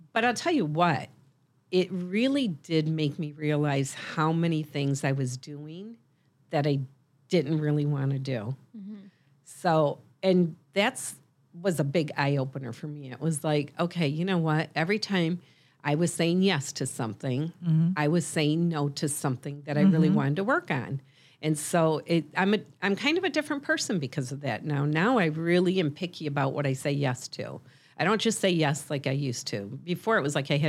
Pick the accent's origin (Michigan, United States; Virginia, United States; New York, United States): Michigan, United States